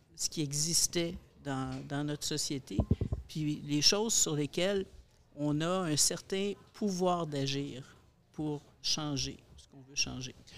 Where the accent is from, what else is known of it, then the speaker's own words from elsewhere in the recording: Montreal, Quebec, Canada; dans mon milieu, dans mon, dans mon patelin, à Pointe-aux-Trembles